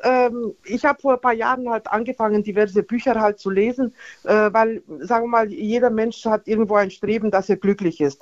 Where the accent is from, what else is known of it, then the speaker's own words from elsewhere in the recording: Nuremberg, Bavaria, Germany; bin aus Nürnberg